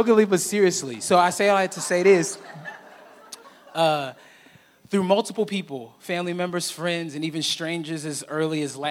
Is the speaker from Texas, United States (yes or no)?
yes; Fort Worth, Texas, United States; now in Austin, United States; I'm actually originally from Austin. I grew up in Fort Worth